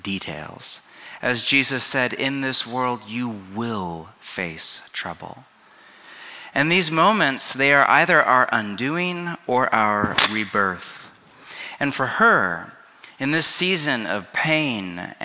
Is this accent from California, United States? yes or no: yes; California, United States; also born or lived in Pacific Northwest; now in Los Angeles, United States; I grew up in California, but spent the last 20 years in exile in the beauty and green and gloom and rain and antidepressants of the Pacific Northwest.